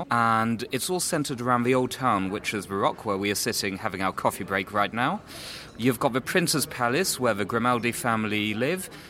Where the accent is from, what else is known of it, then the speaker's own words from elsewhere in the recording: Monaco; also born or lived in London, United Kingdom; I'm a British national. I was born in London and I moved to Monaco 28 years ago when I was uh, 11 years old and have um, lived and worked here pretty much on and off apart from university, ever since.